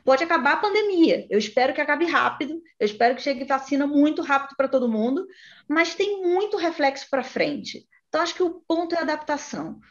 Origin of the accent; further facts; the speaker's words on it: interior of Rio de Janeiro state, Brazil; moved away; Eu sou do interior, do Rio, mas sou do interior. Né? E para eu estudar e trabalhar, eu tive que sair da cidade dos meus pais e para o Rio de Janeiro